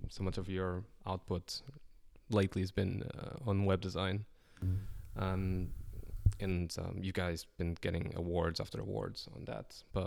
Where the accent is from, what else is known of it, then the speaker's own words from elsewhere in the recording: Coimbra, Centro, Portugal; Coimbra, Portugal, my hometown